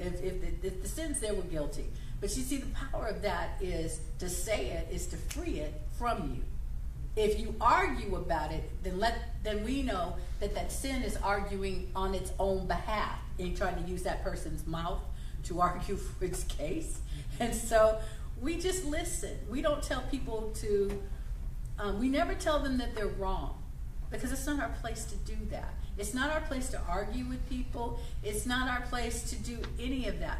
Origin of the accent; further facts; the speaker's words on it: United States; I'm not Canadian, I'm American